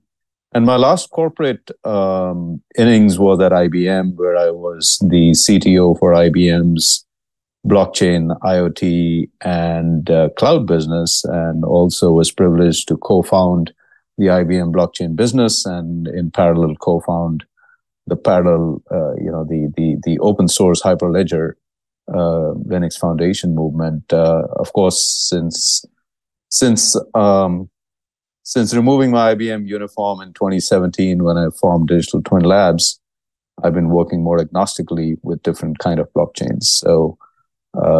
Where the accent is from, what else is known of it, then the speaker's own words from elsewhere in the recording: India; now in Dallas, United States; I'm originally from India.